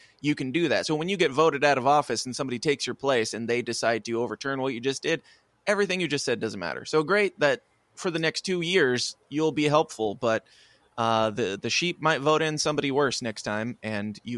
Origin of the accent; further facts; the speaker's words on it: Illinois, United States; I'm from Illinois, not Chicago.